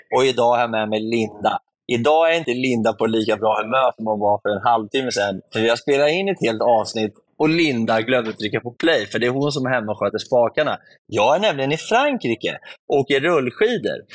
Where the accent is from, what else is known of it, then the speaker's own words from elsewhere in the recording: Sweden; hemma i Sverige